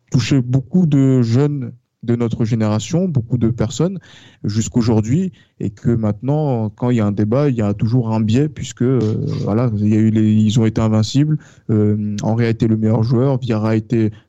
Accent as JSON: {"language": "French", "country": "France", "said": "parce que oui, je pense que parce que nous sommes français et que d'un point de vue français"}